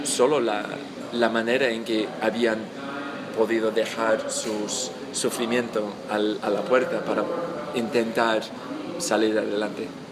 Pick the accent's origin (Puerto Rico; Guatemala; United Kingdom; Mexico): United Kingdom; England; Spanish is a second language; soy inglés, eh, estudié el español hace tiempo ya en la universidad